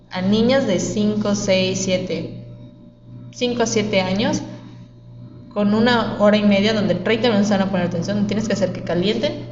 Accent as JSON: {"language": "Spanish", "country": "Mexico", "tie": "born or raised there", "said": "De hecho, yo digo, cuando me dicen, ¿de dónde eres? Como, de México. Porque soy de todo México, o sea, literalmente."}